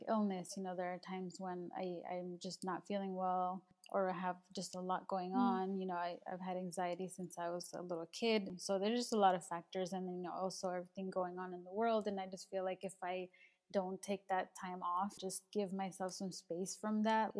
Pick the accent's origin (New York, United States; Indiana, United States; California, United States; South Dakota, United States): California, United States; Los Angeles; I was born in LA. I was born in East LA.